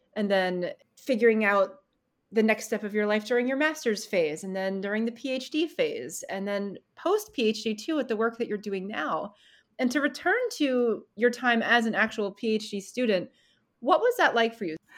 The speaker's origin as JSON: {"language": "English", "region": "Vermont", "country": "United States", "said": "I'm from Vermont"}